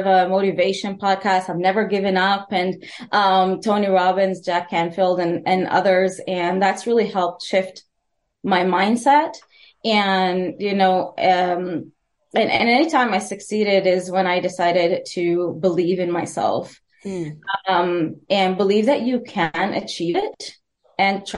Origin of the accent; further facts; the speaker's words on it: Edmonton, Alberta, Canada; I'm from Edmonton, Alberta